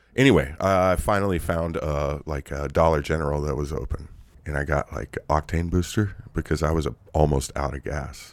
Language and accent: English; United States; also born or lived in Ireland